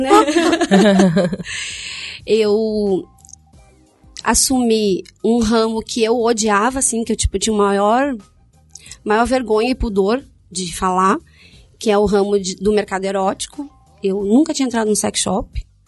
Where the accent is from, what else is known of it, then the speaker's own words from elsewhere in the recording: Rio Grande do Sul, Brazil; moved away as an adult; also born or lived in Paraná; Eu saí do Rio Grande do Sul e fui para o Paraná